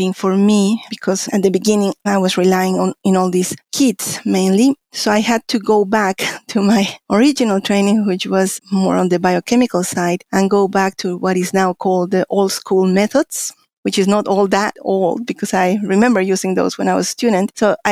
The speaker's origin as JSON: {"language": "English", "region": "Mexico City", "country": "Mexico", "tie": "born or raised there", "also_born_or_lived": "Connecticut, United States", "moved": "as an adult", "lives_now": "New Zealand", "said": "I'm a Mexican scientist. I was born in Mexico City, where I got my bachelor's in biology and later a master's in biochemistry."}